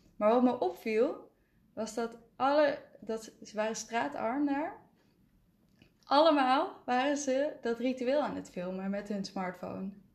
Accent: North Brabant, Netherlands; ik ben een Brabander

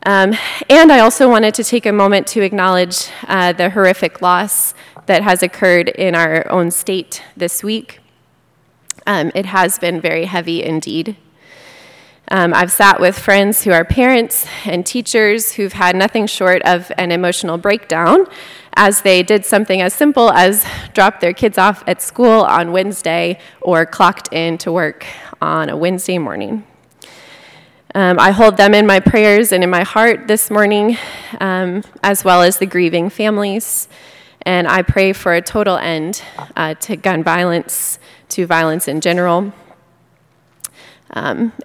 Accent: Fort Worth, Texas, United States; born and raised in Fort Worth

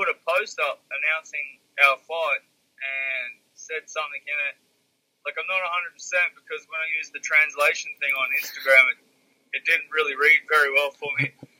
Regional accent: Australia

